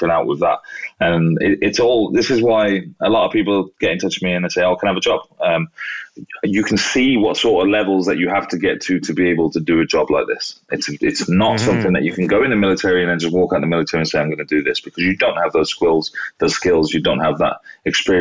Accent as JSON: {"language": "English", "country": "United Kingdom", "said": "being British"}